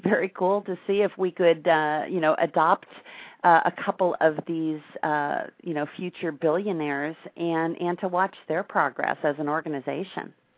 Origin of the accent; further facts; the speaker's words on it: Wisconsin, United States; now in Tampa, United States; I grew up in Wisconsin